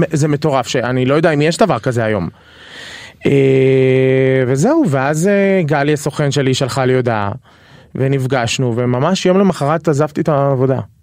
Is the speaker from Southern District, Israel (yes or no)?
yes; Dimona, Southern District, Israel; moved away as an adult; also born or lived in Beersheba; now in Tel Aviv, Israel; אני מהדרום במקור